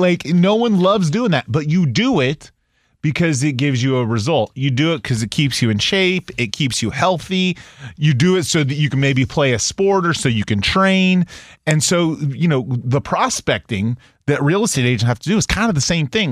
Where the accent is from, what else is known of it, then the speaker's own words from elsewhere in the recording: United States; I'm an American. I'm a patriot